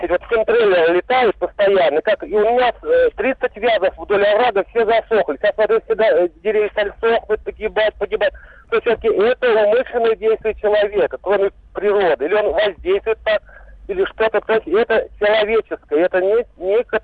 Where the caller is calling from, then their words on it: Vladimir, Vladimir Oblast, Russia; Я из Владимира, Владимир.